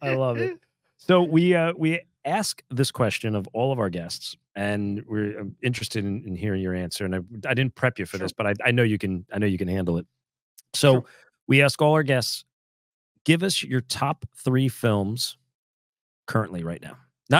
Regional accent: New Jersey, United States; I'm from New Jersey, and I'm in New Jersey, but I was talking like as if I'm from New York.

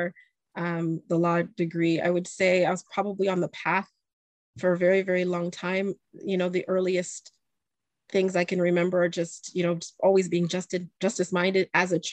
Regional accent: Canada; I'm also from Canada.

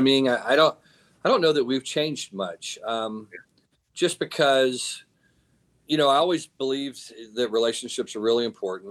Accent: Texas, United States; I'm from Texas

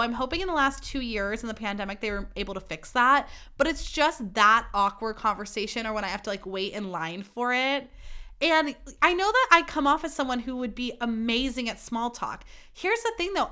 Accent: Livermore, California, United States; also born or lived in Sonoma County, California / Eugene, Oregon; I grew up in Livermore and went to school in Sonoma County

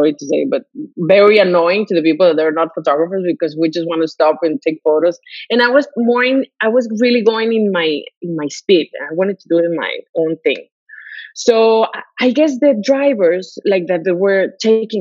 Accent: Mexico; moved away; I come from Mexico, so, you know, I have lived there

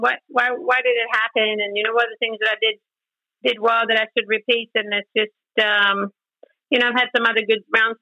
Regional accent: Sweden; moved away as an adult; also born or lived in Orlando; growing up in Sweden in the Swedish national team

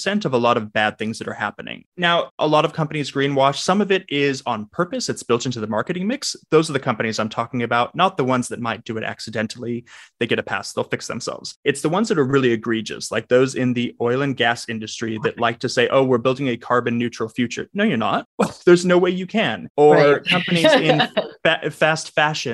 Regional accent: Southern California, United States; I'm from Southern California

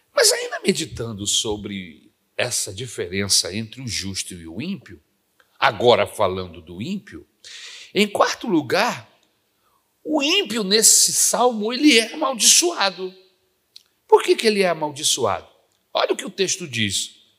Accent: Brasília, Federal District, Brazil; now in Rio de Janeiro, Brazil; quando eu vinha de Brasília para casa dos meus tios aqui no Rio de Janeiro

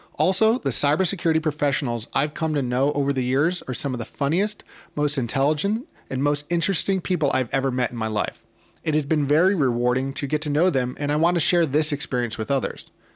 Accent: New York City, New York, United States; I'm originally from New York City, and I currently live in Brooklyn

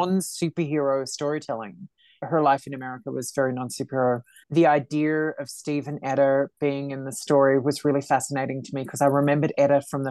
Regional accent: Australia; I'm Australian.

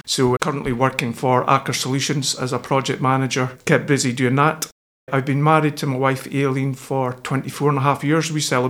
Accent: Glenkindy, Scotland, United Kingdom; I was born and bred in Glenkindy as well. Did my schooling at the local school at Towie Primary School. And then graduated to Afford Academy through to Secondary 5.

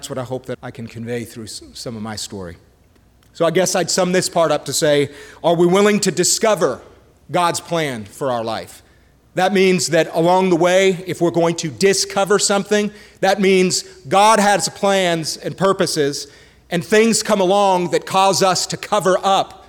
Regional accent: Montreal, Quebec, Canada; I was born and raised up in Canada, in Montreal.

